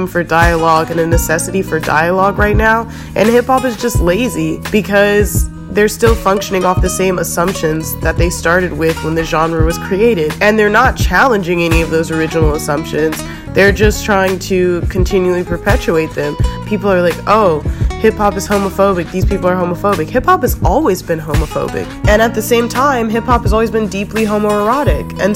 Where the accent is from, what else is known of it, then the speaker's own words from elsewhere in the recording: United States; I'm American